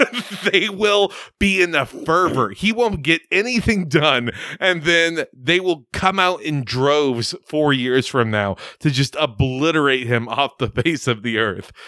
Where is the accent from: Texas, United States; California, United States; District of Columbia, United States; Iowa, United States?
Texas, United States; Rio Grande Valley; moved away; also born or lived in Houston; I grew up in the Rio Grande Valley. My father was involved in the Republican Party